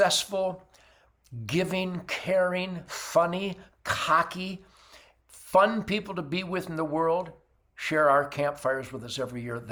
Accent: Detroit, Michigan, United States; I was born in Detroit in 1948

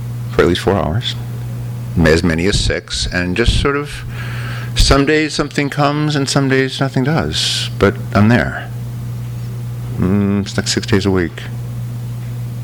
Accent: Los Angeles, California, United States; LA is my hometown

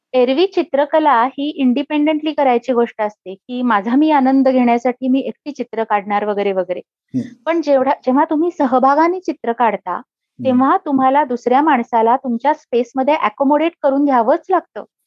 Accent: Pune, Maharashtra, India; moved away as an adult; also born or lived in San Francisco, United States; अतिशय आनंदी बालपण गेलं पुण्यात आम्ही शनिवार पेठेमध्ये राहायचो

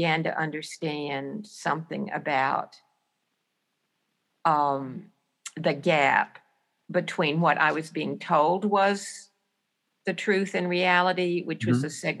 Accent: Centerville, Alabama, United States; moved away as an adult; also born or lived in Selma, Alabama / Tuscaloosa, Alabama; now in Syracuse, United States; And I was born in Selma, but I grew up in Centerville. I was raised there. I went to high school there.

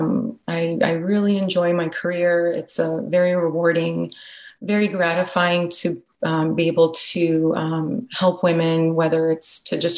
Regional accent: Los Angeles, California, United States; I was born and raised in Los Angeles, California

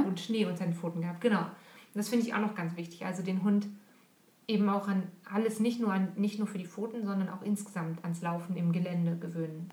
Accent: Monschau area, North Rhine-Westphalia, Germany; now in Switzerland; Monschau-Marathon ist ein relativ bekannter Lauf in der Ecke, wo ich herkomme

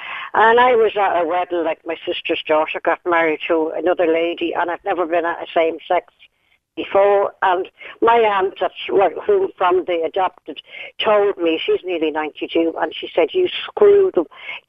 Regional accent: Castle Pollard, Westmeath, Ireland; born there; I was born in Manor House, Castle Pollard, County Westmeath.

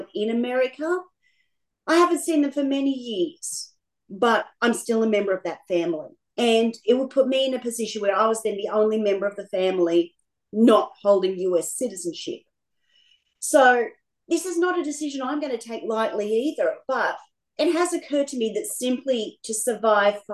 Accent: Sydney, New South Wales, Australia

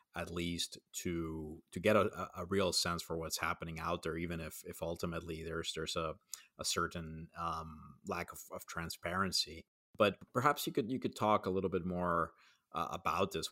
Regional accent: Puerto Rico; I grew up in Puerto Rico

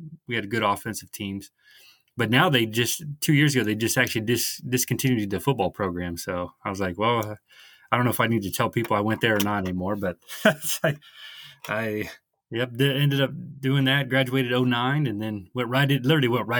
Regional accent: Southwest Ohio, United States; moved away; also born or lived in Utah; I am from Southwest Ohio, where you see kind of a lot of flat land

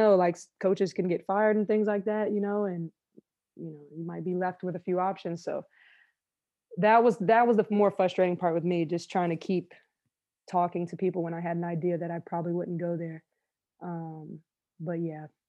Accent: Florida, United States; I'm a Florida girl

